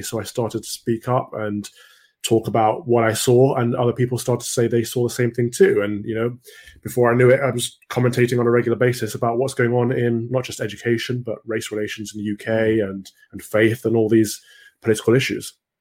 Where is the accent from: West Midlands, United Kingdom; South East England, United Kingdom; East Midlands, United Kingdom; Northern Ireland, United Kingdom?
East Midlands, United Kingdom; Mansfield; I grew up in Mansfield, which is a little town in Nottinghamshire